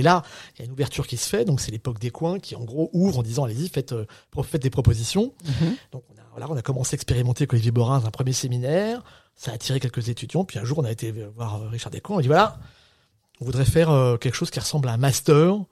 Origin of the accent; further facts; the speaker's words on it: Saint-Brieuc, Brittany, France; moved away as an adult; also born or lived in Paris / Rennes; moi je suis un Breton. et je viens de Saint-Brieuc, Côte d'Armor, une petite ville industrielle en crise euh, dans, une espèce d'HLM